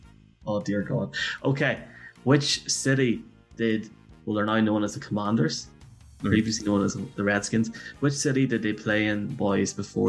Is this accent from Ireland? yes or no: yes; Ireland; accent: Irish